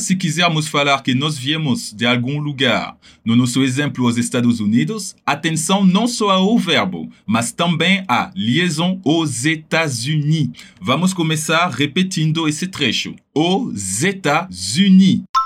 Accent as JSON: {"language": "Portuguese", "town": "Paris", "region": "Île-de-France", "country": "France", "said": "eu venho de Paris, que por sinal é meu caso"}